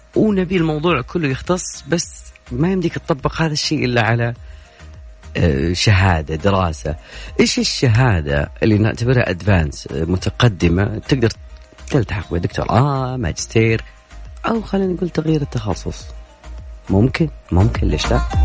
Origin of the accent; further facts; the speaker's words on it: Saudi Arabia; عندنا بالسعوديه